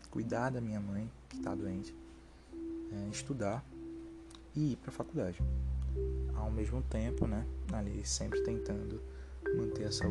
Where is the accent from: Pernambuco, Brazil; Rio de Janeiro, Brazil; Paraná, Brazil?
Pernambuco, Brazil; Recife; lá no meu bairro de origem, bairro de Afogados.